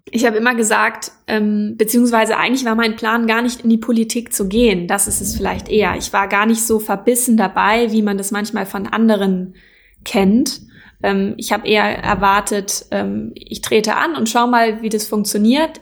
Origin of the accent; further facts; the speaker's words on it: Schleswig-Holstein, Germany; ich komme tatsächlich aus der Ecke